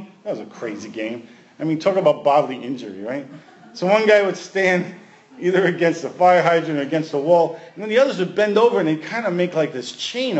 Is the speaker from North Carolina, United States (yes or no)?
no; New York City, New York, United States; We played all street sports growing up in Brooklyn